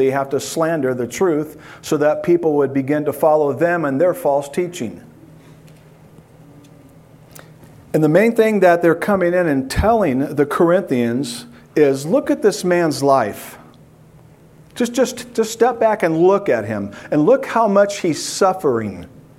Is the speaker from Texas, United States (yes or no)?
no; San Diego, California, United States; As you just heard, yes, we are from San Diego, and this is quite different than San Diego, California.